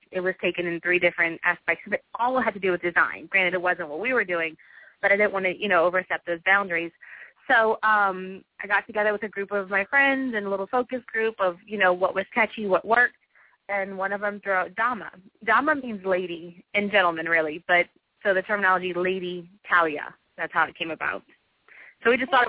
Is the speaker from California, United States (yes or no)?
no; New Orleans, Louisiana, United States; also born or lived in Atlanta, Georgia; New Orleans is my home, and I love it here